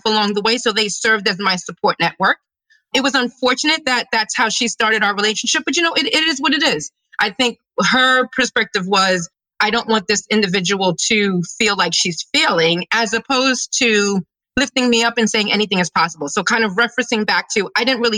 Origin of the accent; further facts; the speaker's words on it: New York City, New York, United States; now in Philadelphia, United States; I'm a kid from Brooklyn, New York. I'm a New Yorker